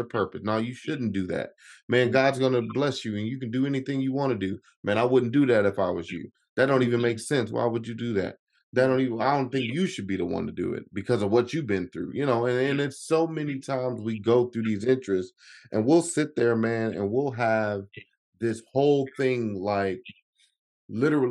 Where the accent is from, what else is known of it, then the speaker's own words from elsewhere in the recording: Chicago, Illinois, United States; I'm originally from Chicago